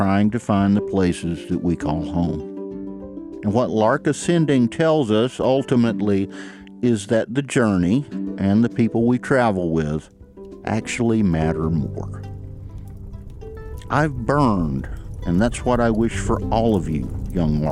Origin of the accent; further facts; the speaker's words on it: Ellijay, Georgia, United States; moved away as an adult; also born or lived in New York City; I grew up in Ellijay, the apple capital of Georgia